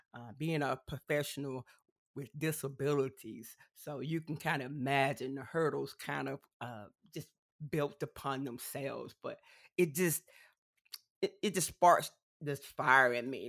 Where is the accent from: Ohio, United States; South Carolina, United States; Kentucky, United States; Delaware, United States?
South Carolina, United States; accent: country twang; I am from South Carolina, so it's one of the southern states. So you may hear a little uh, country twang every now and then